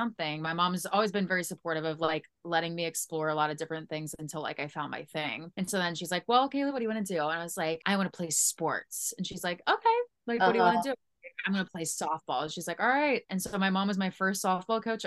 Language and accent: English; St. Louis, Missouri, United States; I'm from St. Louis